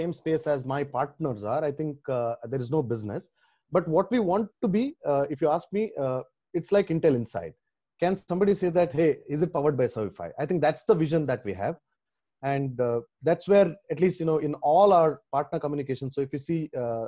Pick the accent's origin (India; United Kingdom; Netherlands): India; Bangalore, Karnataka; moved away; I'm from Bangalore, came back to Delhi